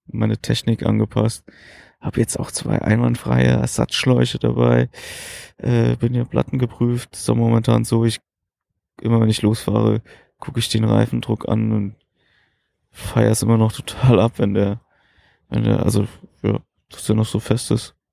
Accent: Berlin, Germany; dass ich aus Berlin komme

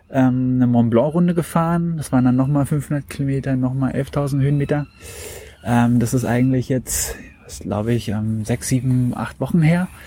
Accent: Potsdam, Brandenburg, Germany; now in Berlin, Germany; Also eigentlich gerade in der Schnittstelle zwischen da, wo ich aufgewachsen bin in Potsdam und da, wo ich jetzt wohne äh, in Berlin.

